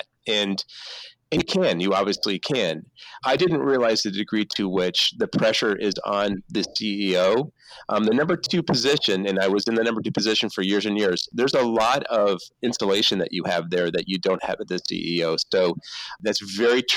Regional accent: Canada; moved away; I grew up in Canada

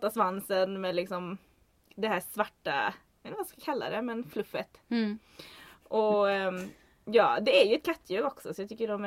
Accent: southern Sweden, Sweden; Alltså jag kommer ju från södra Sverige och jag tror det ska väldigt mycket till att man ska få syn på det här djuret i södra Sverige.

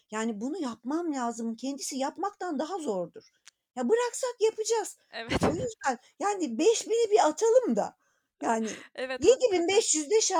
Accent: Anatolia, Turkey; born there; annem babam öğretmen, Anadolu'nun bir köyünde doğdum. Oradan oradan buraya gelene kadarki yolculuğumu düşünüyorum.

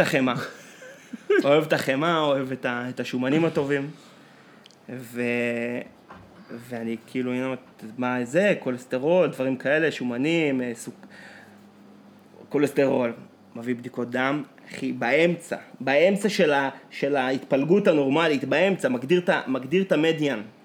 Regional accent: Israel; אנחנו מגיעים מקיבוץ של שחיינים

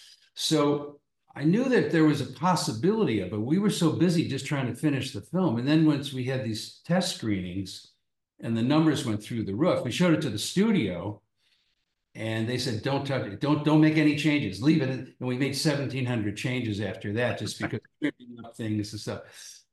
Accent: Chicago, Illinois, United States; from Chicago, which is almost an Irish city

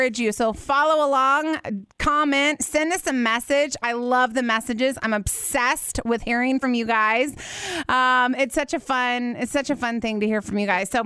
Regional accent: Terre Haute, Indiana, United States; moved away; I was raised in Terre Haute, Indiana.

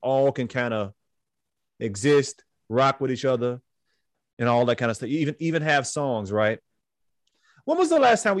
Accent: Chicago, Illinois, United States; I was born on the West Side.

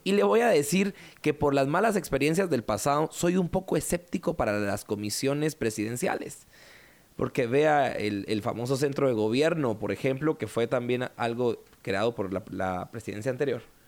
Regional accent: Guatemala; en nuestra mentalidad como guatemaltecos

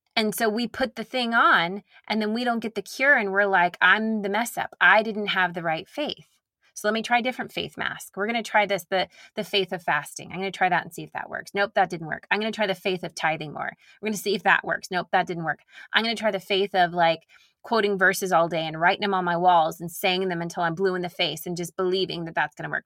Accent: Nashville, Tennessee, United States; accent: Southern; I grew up in Nashville

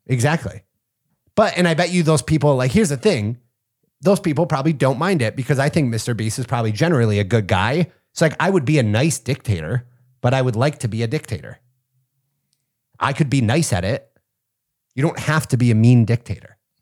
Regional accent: near Punxsutawney, Pennsylvania, United States; I grew up in Pennsylvania, not far from Punxsutawney

